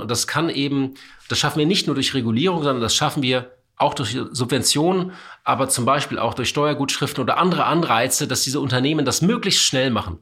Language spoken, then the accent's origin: German; Hamburg, Germany; Ich bin Hamburger